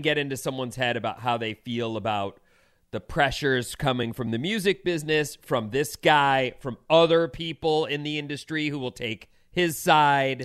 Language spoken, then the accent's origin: English; Orange County, California, United States; growing up in Orange County, I grew up with a lot of Asian kids